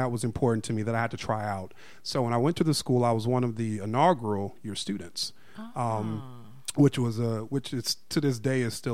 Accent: Alabama, United States; accent: Southern; moved away; also born or lived in Chicago, Illinois; when I was probably like 10 or 11 actually my mother and i moved to alabama and so I spent ah. several years in ah, Alabama

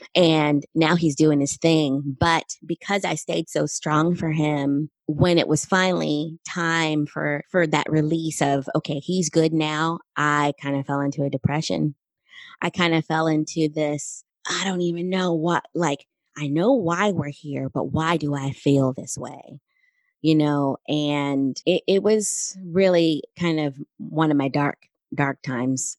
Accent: Southern California, United States; I grew up in California, Southern California

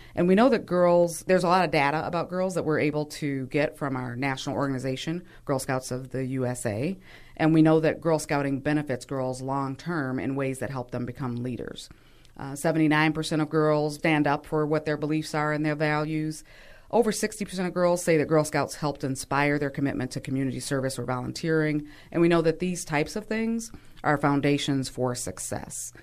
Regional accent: Milwaukee, Wisconsin, United States; I, too, born and raised in Milwaukee

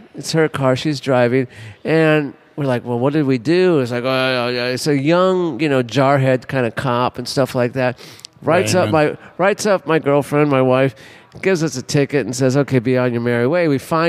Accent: Los Angeles, California, United States; moved away as an adult; now in Louisiana, United States; I was from Los Angeles. I'd just been here a couple of years.

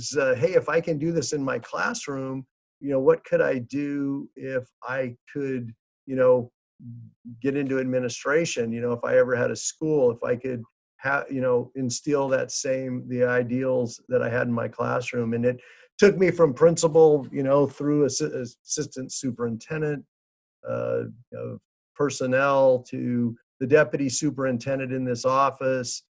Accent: Fresno, California, United States; I grew up here in Fresno, went to school at Central High School

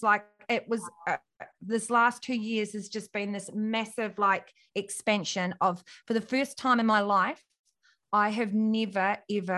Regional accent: New Zealand; I'm from New Zealand and grew up in a little country town

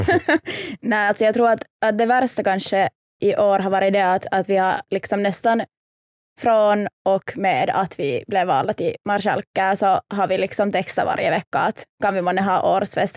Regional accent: Helsinki, Uusimaa, Finland; Jag är helt här från Helsingfors

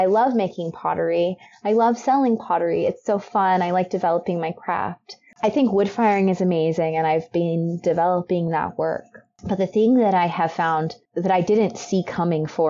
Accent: Texas, United States; now in Oregon, United States; I'm from Texas

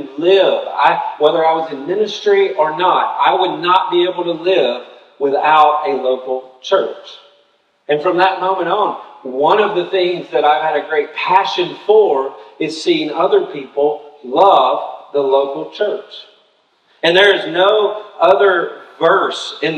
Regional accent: Tennessee, United States; moved away as an adult; also born or lived in Birmingham, Alabama; I'm from Tennessee

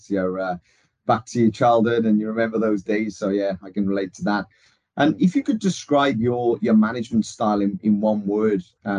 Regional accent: Wales, United Kingdom; being a Welshman.

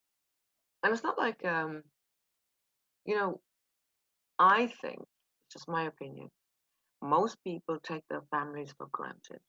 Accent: Kilkenny, Leinster, Ireland; accent: soft Irish; moved away as an adult; also born or lived in Belfast, Northern Ireland; now in London, United Kingdom; I was born in Belfast, raised in Kilkenny

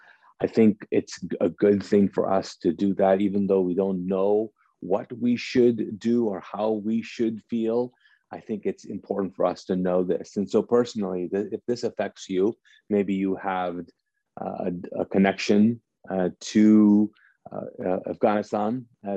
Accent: Kuwait; now in United States; I grew up in Kuwait. I was born and raised there, and grew up there as a Pakistani, because my parents are Pakistani.

